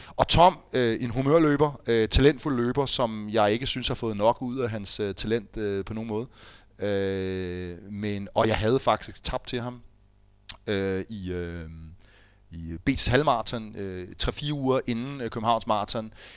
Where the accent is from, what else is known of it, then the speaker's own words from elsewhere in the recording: Fredensborg, Capital Region of Denmark, Denmark; moved away; jeg er jo fra Fredensborg. Mine forældre bor stadig i Fredensborg